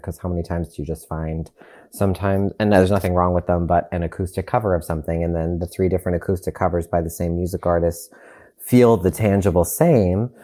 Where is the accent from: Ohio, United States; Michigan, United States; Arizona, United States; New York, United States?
New York, United States; Long Island; I'm originally from Long Island in New York